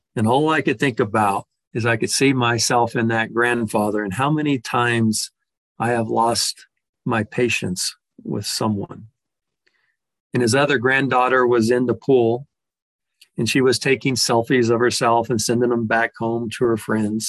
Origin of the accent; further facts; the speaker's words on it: Texas, United States; a large family in there from Texas, which is my home state